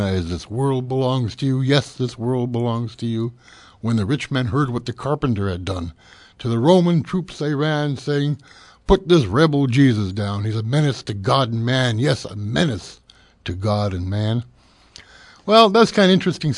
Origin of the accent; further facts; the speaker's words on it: Toronto, Ontario, Canada; when I grew up in Toronto, I was called Christ Killer all the time